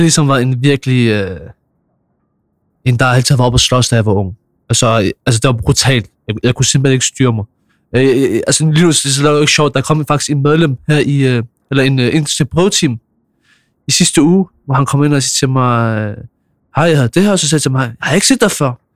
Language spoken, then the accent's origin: Danish; Copenhagen, Capital Region of Denmark, Denmark; Jeg er fra Nordvest